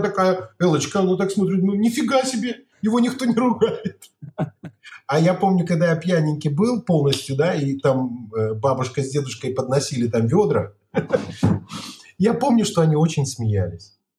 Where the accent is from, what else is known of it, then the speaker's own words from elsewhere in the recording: Barysaw, Minsk Region, Belarus; also born or lived in Kopyl; я из Борисова, у меня баба, мама из Кополя